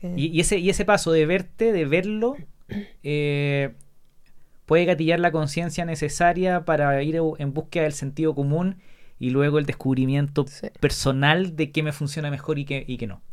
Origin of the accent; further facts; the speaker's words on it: La Serena, Coquimbo, Chile; 10, 11, 12 años, todo años jugando tenis, en club de tenis de La Serena. Yo soy de La Serena.